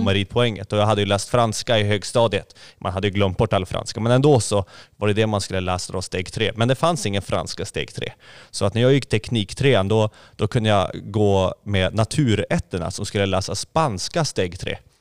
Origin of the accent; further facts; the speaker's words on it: Skellefteå, Västerbotten County, Sweden; moved away as an adult; also born or lived in Egypt / Gothenburg; now in Hönö, Sweden; Jag kom från Skellefteå ursprungligen